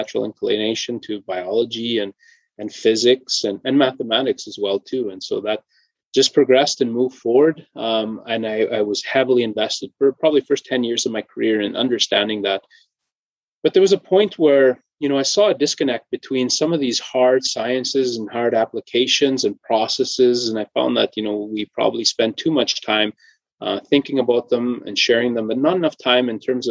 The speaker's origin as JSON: {"language": "English", "town": "Cumberland House", "region": "Saskatchewan", "country": "Canada", "tie": "born or raised there", "said": "Growing up in Cumberland House, you know, drawn to the environment"}